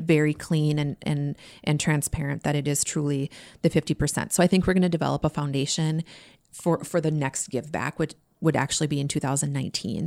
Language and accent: English; Minnesota, United States; Being local, I mean, we're from Minnesota. We, you know, we this is our this is our home state for sure.